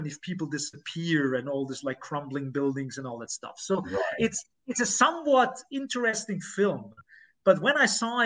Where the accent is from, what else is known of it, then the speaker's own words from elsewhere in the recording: near the Rohrwald forest, Lower Austria, Austria; I grew up very close to it